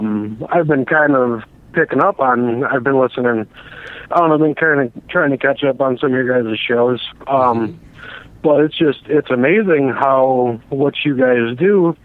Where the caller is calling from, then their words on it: Milwaukee, Wisconsin, United States; I'm calling from Milwaukee.